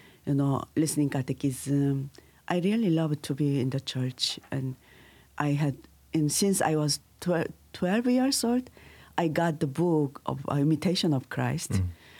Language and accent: English; Busan, South Korea; English is a second language; moved away as an adult; now in Dodoma, Tanzania; I was near Busan City. It's near it's end of the Korea, near Japan, and I grew with a very religious family